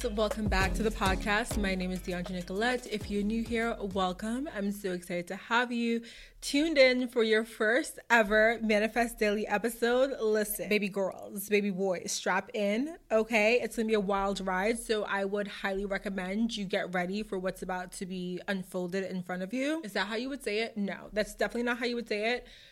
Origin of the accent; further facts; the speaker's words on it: Massachusetts, United States; my hometown of whatever, my home state